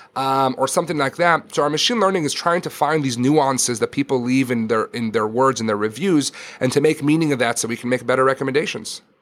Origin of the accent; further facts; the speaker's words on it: Israel; moved away; I grew up in Israel